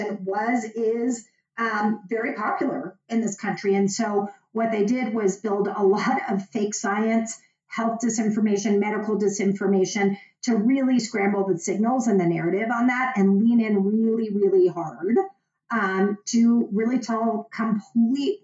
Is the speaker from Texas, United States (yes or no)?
yes; Dallas, Texas, United States; moved away; I am from Dallas